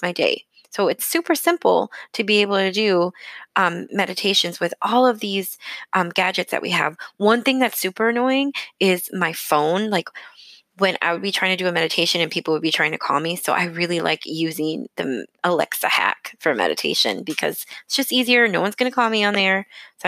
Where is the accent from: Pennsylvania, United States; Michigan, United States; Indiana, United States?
Michigan, United States; moved away as an adult; also born or lived in San Antonio, Texas; when I moved away from my hometown. I moved from Michigan to San Antonio, Texas